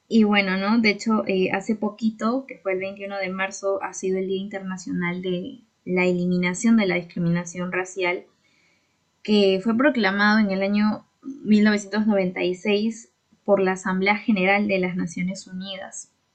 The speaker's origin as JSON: {"language": "Spanish", "town": "Huancayo", "region": "Junín", "country": "Peru", "said": "yo soy de Huancayo"}